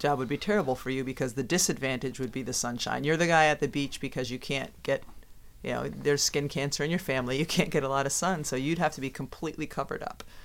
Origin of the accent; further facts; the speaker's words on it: Massachusetts, United States; Growing up in Massachusetts, when I was in high school